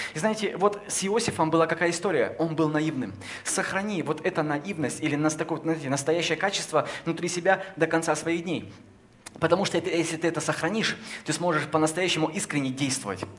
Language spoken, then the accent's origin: Russian; Kopeysk, Chelyabinsk Oblast, Russia; now in Moscow, Russia; Я родился в Копейске